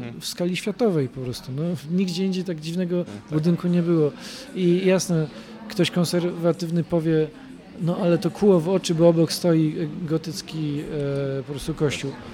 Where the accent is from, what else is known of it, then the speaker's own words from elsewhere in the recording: Poznań, Greater Poland, Poland; jest to taka moja mała ojczyzna